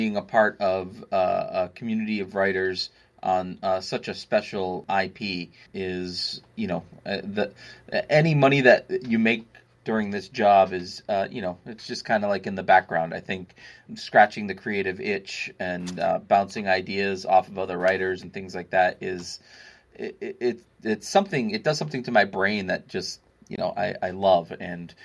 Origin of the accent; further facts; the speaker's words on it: Maine, United States; I'm from Maine